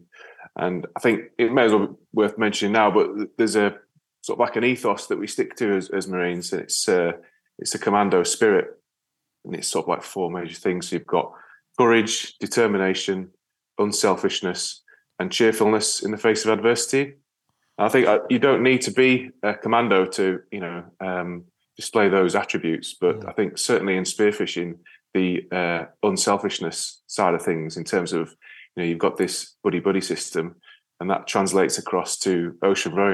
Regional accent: Yorkshire and the Humber, United Kingdom; now in Wales, United Kingdom; Although I'm based in Wales, I'm actually from North Yorkshire.

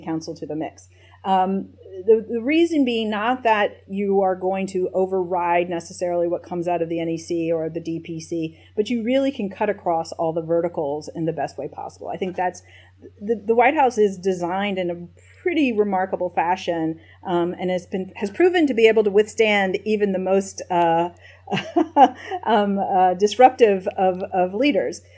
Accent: Nashville, Tennessee, United States; also born or lived in East Lansing, Michigan; I was born in East Lansing, Michigan, but uh, quickly my family moved to Nashville, Tennessee. So I consider myself a Nashvillean first and foremost

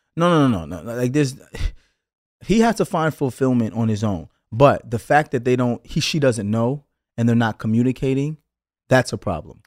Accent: New York City, New York, United States; growing up in Brooklyn, someone may rob your sneakers

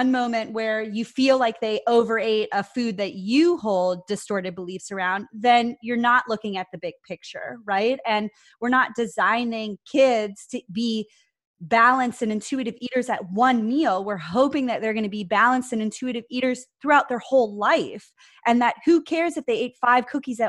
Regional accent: Ohio, United States; I'm Italian, I'm from Ohio

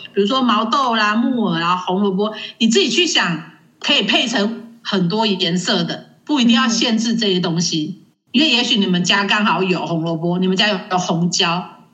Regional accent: Taiwan; 我们生在这个宝岛真的是很幸福的

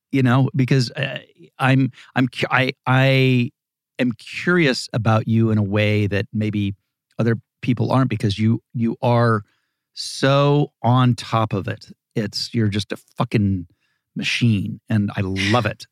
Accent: Dayton, Ohio, United States; moved away; also born or lived in Malibu, California; grew up in Ohio, in, in Dayton

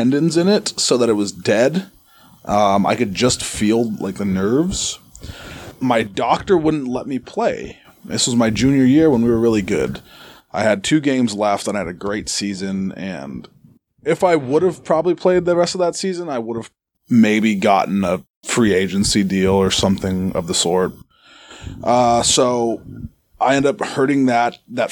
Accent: Arizona, United States; moved away; also born or lived in Massachusetts; I'm from Arizona originally

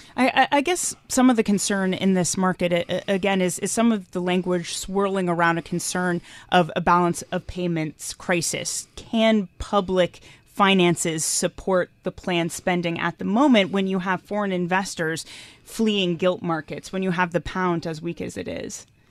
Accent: United States; as an American

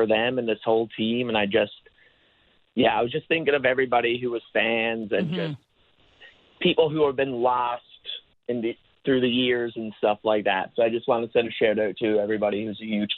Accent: Newfoundland and Labrador, Canada; now in Montreal, Canada; I'm originally from Newfoundland, but I'm just living in Montreal now.

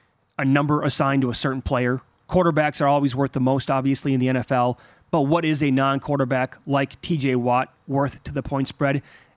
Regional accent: Midwest, United States; we're both from the Midwest

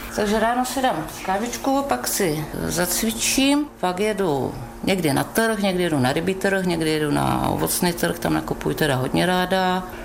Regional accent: Ostrava, Moravian-Silesian Region, Czechia; moved away as an adult; now in Hurghada, Egypt; Pocházíme z Ostravy

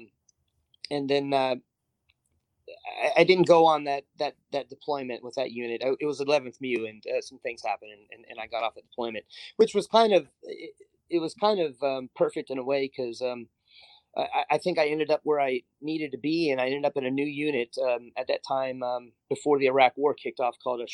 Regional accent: United States; moved away as an adult; also born or lived in Japan; now in China; I'm an American by blood, sweat, and tears always

